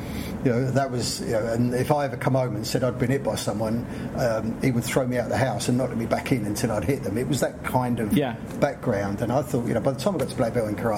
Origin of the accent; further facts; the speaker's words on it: London, United Kingdom; I grew up on a South London council estate